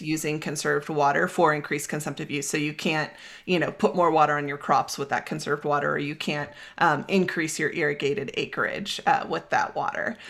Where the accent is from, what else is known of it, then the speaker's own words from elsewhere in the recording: California, United States; moved away as an adult; also born or lived in Pacific Northwest / Utah; now in Boulder, United States; from growing up in California to college in the Pacific Northwest, to working as a raft guide in Utah, and now living in Boulder, Colorado